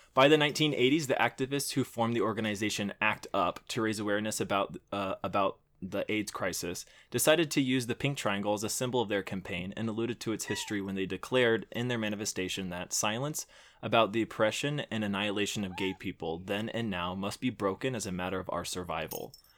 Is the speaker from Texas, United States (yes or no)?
yes; Houston, Texas, United States; there was a bayou that we used to play in 'cause I'm from Houston. I had a good childhood